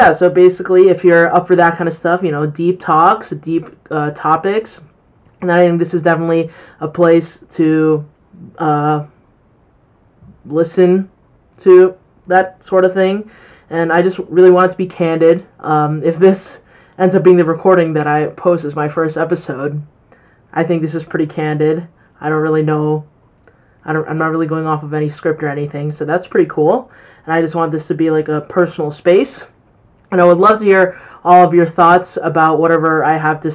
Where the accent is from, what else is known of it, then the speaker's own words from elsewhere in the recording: Colorado, United States; I'm 18 years old and I'm from Colorado.